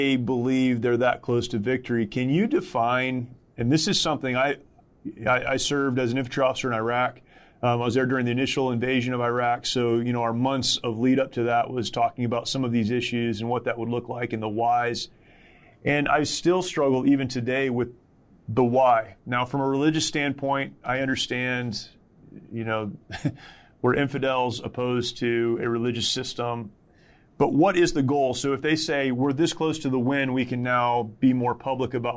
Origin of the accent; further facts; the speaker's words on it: United States; as an American